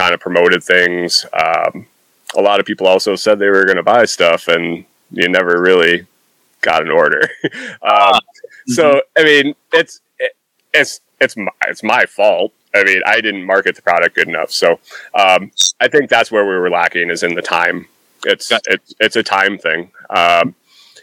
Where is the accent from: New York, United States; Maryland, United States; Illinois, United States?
New York, United States; moved away; also born or lived in Minnesota; I grew up in New York